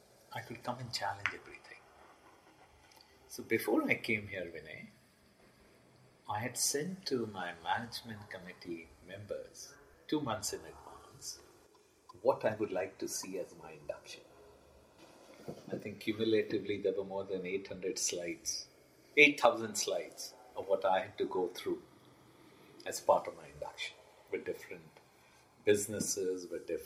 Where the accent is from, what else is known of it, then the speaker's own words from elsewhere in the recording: India; also born or lived in Bangladesh / Philippines / Dubai; As an Indian